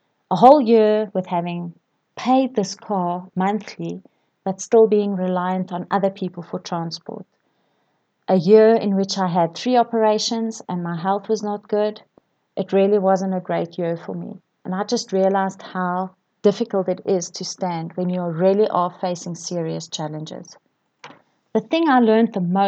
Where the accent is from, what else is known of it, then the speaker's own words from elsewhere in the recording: KwaZulu-Natal, South Africa; I grew up in KwaZulu-Natal, and my sisters and I spent our fair share of time on the beach